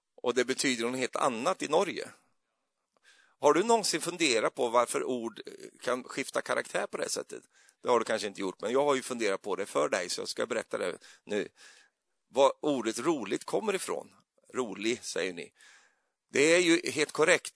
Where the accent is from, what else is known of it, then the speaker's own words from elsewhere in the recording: Sweden; jag är ju så svensk